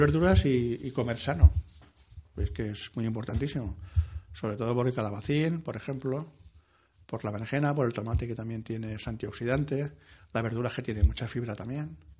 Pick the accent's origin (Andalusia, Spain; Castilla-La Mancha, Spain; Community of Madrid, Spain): Castilla-La Mancha, Spain; Ciudad Real; mi pueblo, en Ciudad Real